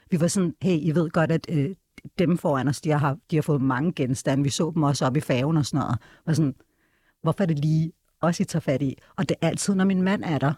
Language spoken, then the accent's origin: Danish; Denmark; jeg er født og opvokset her i Danmark